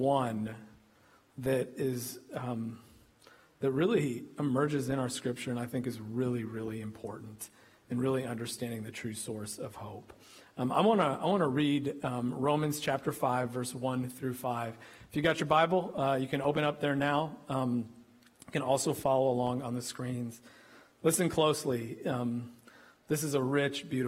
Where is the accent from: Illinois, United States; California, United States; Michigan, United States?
Illinois, United States; also born or lived in Kentucky; now in Texas, United States; This boy from Illinois